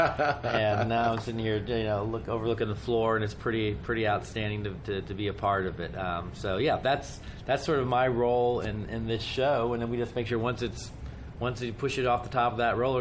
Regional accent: Dayton, Ohio, United States; moved away as an adult; now in Washington, D.C., United States; I've been born and raised in Dayton, Ohio.

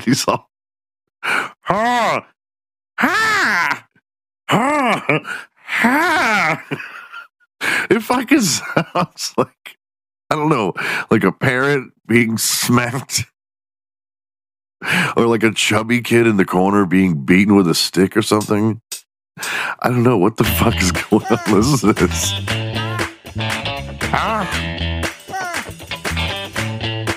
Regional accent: Houston, Texas, United States; also born or lived in Dallas, Texas; I grew up in Houston, Texas.

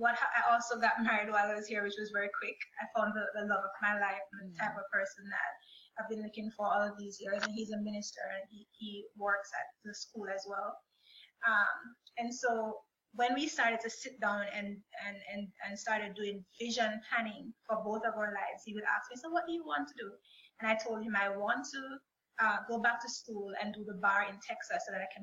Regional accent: Jamaica; moved away as an adult; now in United States; I'm originally from Jamaica. And I came to the United States in 2015

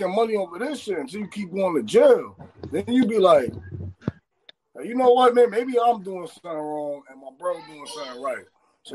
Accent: New York City, New York, United States; I'm from the Bronx, bro. I'm from Tremont. You know what I'm saying? I grew up there.

